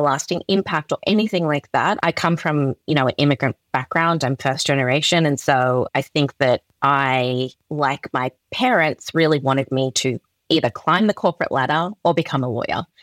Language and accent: English; Perth, Western Australia, Australia; I was born and raised in Perth, Western Australia